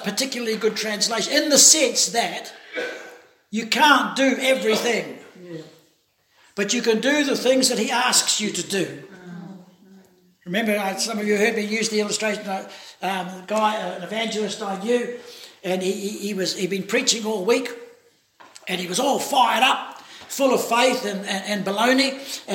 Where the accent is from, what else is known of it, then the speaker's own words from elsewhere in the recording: New Zealand; I'm from New Zealand